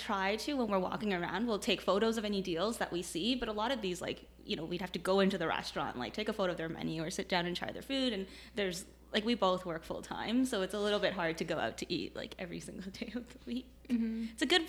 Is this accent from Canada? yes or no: yes; Toronto, Ontario, Canada; moved away as an adult; also born or lived in Kitchener-Waterloo; now in Kitchener, Canada; I grew up in Toronto, so I moved here when I started university.